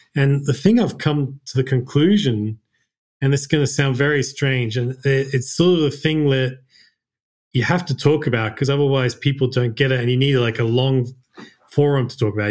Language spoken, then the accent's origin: English; Australia; moved away as an adult; also born or lived in Japan; I was born and raised in Australia